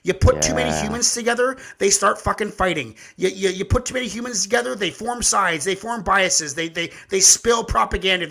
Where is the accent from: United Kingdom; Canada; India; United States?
Canada; our country's twice as big